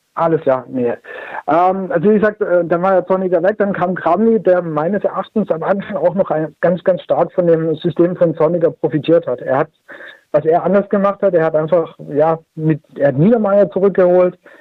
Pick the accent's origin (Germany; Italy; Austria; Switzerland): Germany; Stuttgart area, Baden-Württemberg; ich bin in der Stuttgarter Umgebung groß geworden